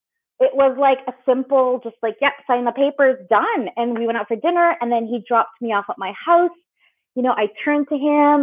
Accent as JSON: {"language": "English", "country": "Philippines", "said": "being Filipino, there's a lot of pressure to get married early."}